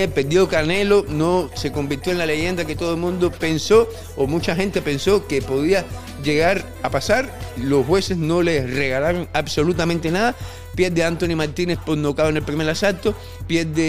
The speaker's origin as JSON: {"language": "Spanish", "town": "Regla", "region": "Havana", "country": "Cuba", "lives_now": "-", "said": "A mí me encantaba Alamar, yo soy de regla sí, pero en, la nada más que había gente fea"}